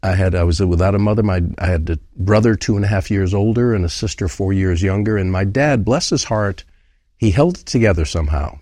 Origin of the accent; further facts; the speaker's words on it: Rhode Island, United States; now in Farmington, United States; I started life in Rhode Island